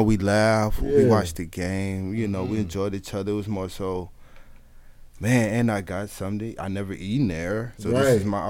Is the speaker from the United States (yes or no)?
yes; the South, United States; I'm from the South.